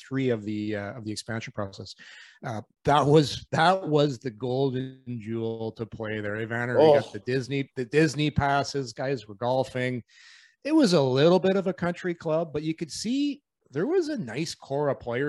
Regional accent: Ottawa, Ontario, Canada; It was my hometown

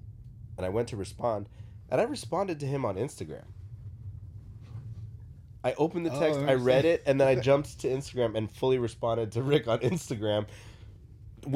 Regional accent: Philippines; I am not a good basketball player, but being Filipino, I had to play basketball.

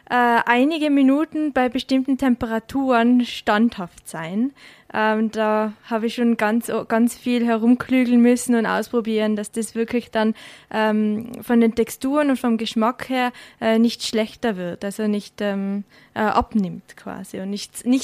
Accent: Tyrol, Austria; In Tirol. Mhm. Genau, also habe eigentlich ähm, bin in die Schule gegangen in Tirol, äh, aber die ganzen Sommerferien habe ich in Frankreich bei meiner Oma und mit meiner Familie gemeinsam verbracht.

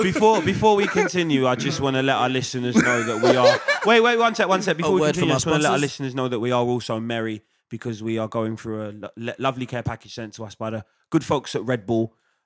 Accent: United Kingdom; I'm British

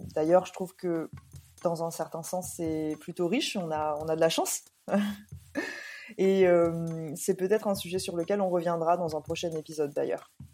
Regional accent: Réunion; now in Amsterdam, Netherlands; je suis partie de la Réunion depuis bientôt 15 ans

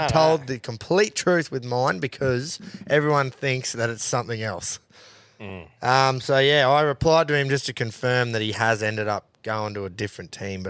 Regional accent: Wigan, North West England, United Kingdom; I'm from Wigan, so known as a pie eater. Grown up eating Wigan kebabs, pick attached.

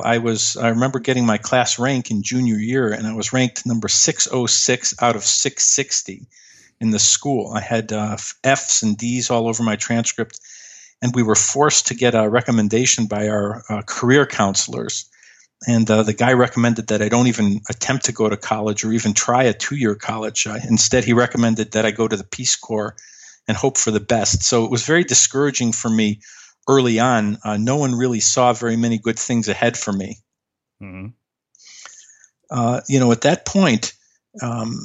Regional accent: Chicago, Illinois, United States; I grew up in Chicago

